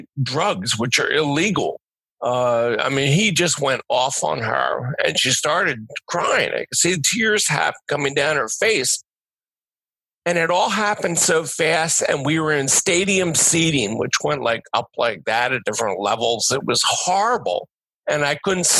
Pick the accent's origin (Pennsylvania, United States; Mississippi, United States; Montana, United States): Pennsylvania, United States; Delaware County; I'm from Delaware County